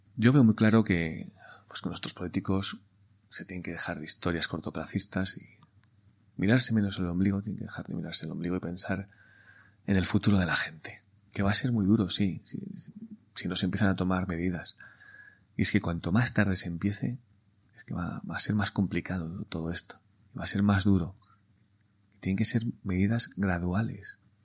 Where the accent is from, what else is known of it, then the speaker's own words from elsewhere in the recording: Spain; somos españoles